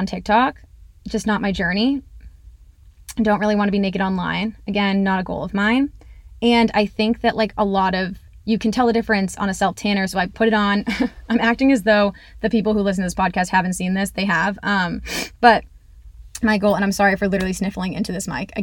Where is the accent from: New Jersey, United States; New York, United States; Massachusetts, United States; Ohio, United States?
Massachusetts, United States; I am from Massachusetts